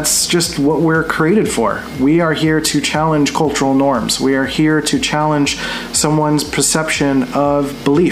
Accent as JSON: {"language": "English", "town": "Philadelphia", "region": "Pennsylvania", "country": "United States", "tie": "born or raised there", "also_born_or_lived": "San Diego", "moved": "yes", "said": "I grew up in Philly, which is very like aggressive and very like out there"}